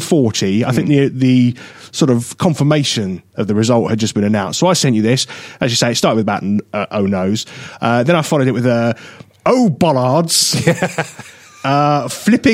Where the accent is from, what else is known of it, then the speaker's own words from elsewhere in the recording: United Kingdom; I'm very British